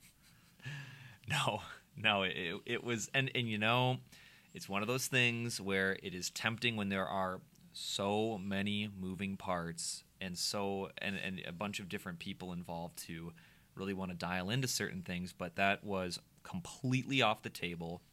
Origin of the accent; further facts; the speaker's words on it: Minnesota, United States; the Minnesotan that I am